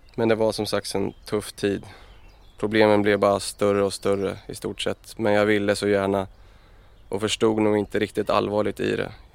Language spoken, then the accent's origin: Swedish; Örebro, Örebro County, Sweden; jag är uppvuxen, uppvuxen i Örebro och eh, ute i Adolfsberg